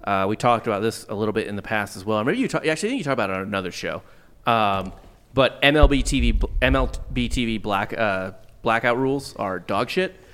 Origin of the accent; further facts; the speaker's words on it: St. Louis, Missouri, United States; moved away; I grew up in Saint Louis